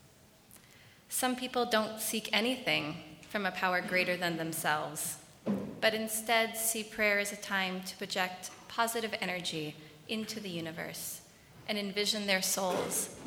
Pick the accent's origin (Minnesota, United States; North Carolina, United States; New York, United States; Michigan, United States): Minnesota, United States; Minneapolis; I was born in the Twin Cities to parents who are kind, thoughtful, and generous